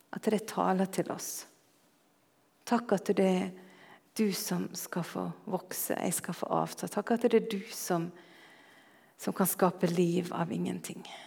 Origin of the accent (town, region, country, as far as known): Norway; moved away